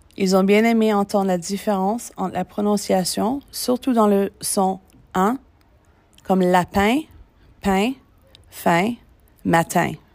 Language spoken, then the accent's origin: French; Canada; moved away; mon pays d'origine, le Canada